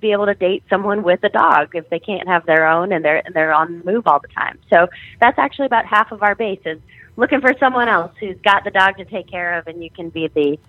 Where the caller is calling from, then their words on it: New Orleans, Louisiana, United States; I'm calling you from New Orleans right now, and I work with a lot of people in different military bases around the South.